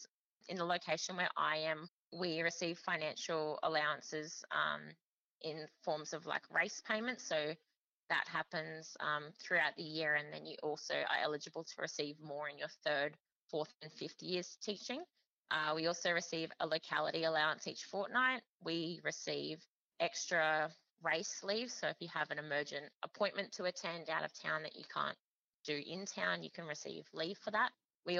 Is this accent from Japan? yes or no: no; Queensland, Australia; As I came from the Sunshine Coast, I knew it was going to be tough to try and obtain a permanent position there